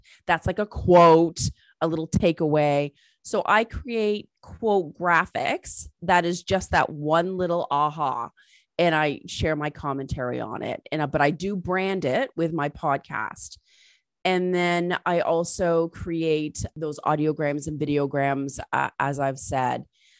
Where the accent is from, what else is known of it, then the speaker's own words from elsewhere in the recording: England, United Kingdom; born there; because I was born in England and my family's British.